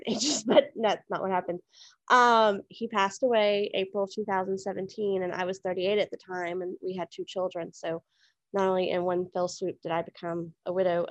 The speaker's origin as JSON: {"language": "English", "town": "Houston", "region": "Texas", "country": "United States", "tie": "born or raised there", "said": "I was born in Houston, Texas in 1978"}